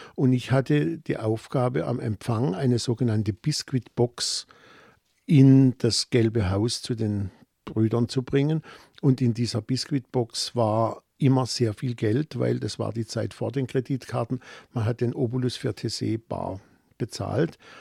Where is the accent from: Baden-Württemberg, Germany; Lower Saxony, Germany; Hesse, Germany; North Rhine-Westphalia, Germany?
Baden-Württemberg, Germany; Offenburg; accent: Baden; in Offenburg, meiner Heimatstadt